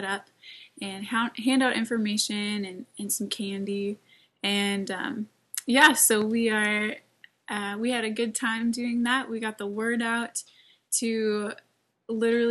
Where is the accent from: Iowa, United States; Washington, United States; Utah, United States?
Iowa, United States; Lake Mills; moved away as an adult; also born or lived in Sioux Falls, South Dakota; I also grew up in Iowa. Lake Mills, Iowa